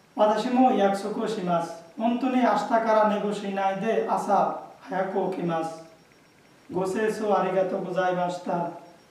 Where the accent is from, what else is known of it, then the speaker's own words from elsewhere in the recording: Bangladesh; Japanese is a second language; moved away as an adult; now in Japan; 去年5月にバングラデシュから参りました